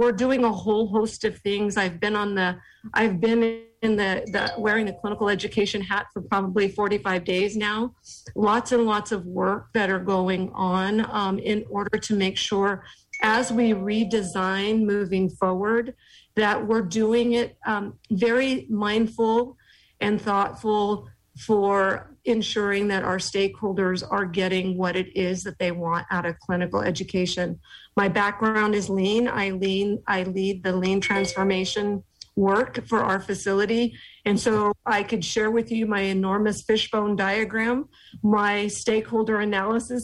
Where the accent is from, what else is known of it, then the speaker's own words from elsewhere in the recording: Bakersfield, California, United States; moved away; I am from the Kern County, Bakersfield area.